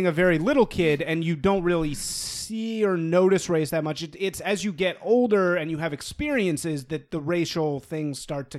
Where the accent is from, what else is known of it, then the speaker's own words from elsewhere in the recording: Chicago, Illinois, United States; I grew up in fucking Chicago, and I grew up in black communities, and I got fucking attacked for being white, beaten up many times.